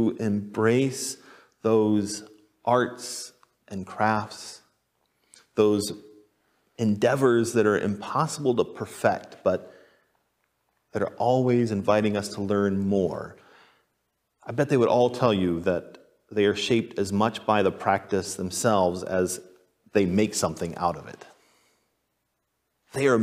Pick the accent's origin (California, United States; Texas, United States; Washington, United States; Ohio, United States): Texas, United States; moved away; also born or lived in Boise, Idaho; I grew up in Texas